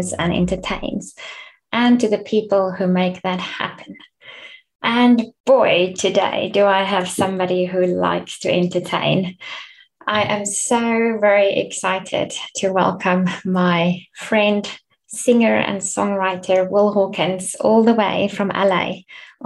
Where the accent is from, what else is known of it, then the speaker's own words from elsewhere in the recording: Bloemfontein, Free State, South Africa; moved away; also born or lived in London; from Bloemfontein